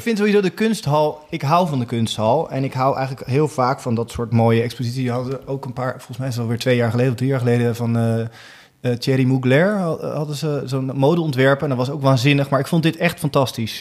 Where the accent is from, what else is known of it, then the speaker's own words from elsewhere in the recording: Rotterdam, South Holland, Netherlands; in Rotterdam, Alexanderpolder, waar ik vandaan kwam, in mijn leeftijdscategorie, want ik was tien